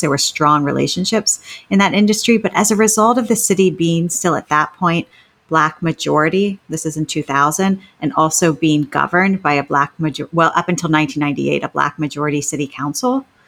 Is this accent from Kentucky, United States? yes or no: no; Northeast Ohio, United States; moved away; I'm from Northeast Ohio